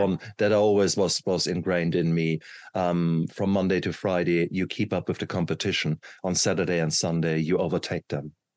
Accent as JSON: {"language": "English", "country": "Germany", "tie": "born or raised there", "said": "when I grew up in Germany, um, I come from poor working class family"}